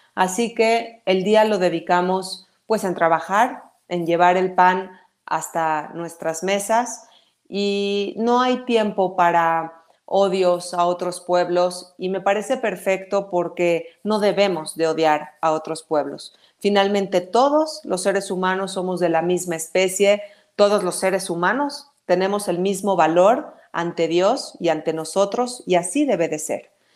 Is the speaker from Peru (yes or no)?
no; Mexico; somos mexicanos, primero que nada, esa es nuestra principal lealtad